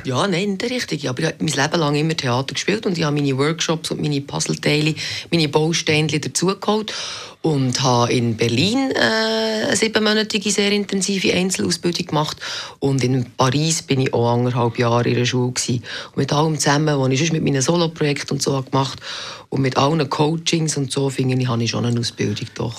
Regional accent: Meinisberg, Bern, Switzerland; born or raised there; moved away; also born or lived in Biel / Zurich

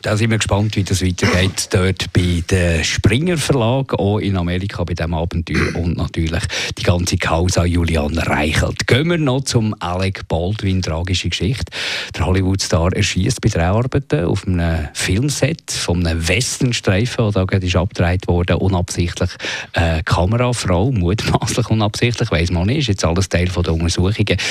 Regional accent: Switzerland; bei uns in der Schweiz

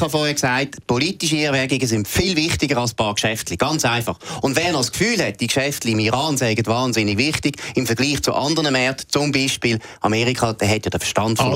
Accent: Switzerland; als Schweizer

